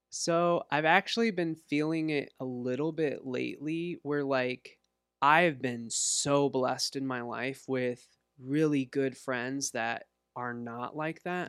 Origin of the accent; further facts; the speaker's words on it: Walcott, Iowa, United States; also born or lived in Los Angeles, California / Bettendorf, Iowa; now in Davenport, United States; I grew up in Walcott, went to high school in Davenport